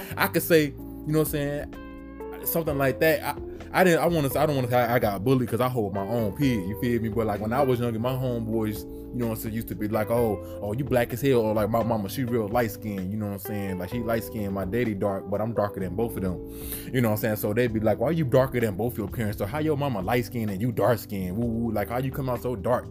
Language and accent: English; the North, United States; I'm from the North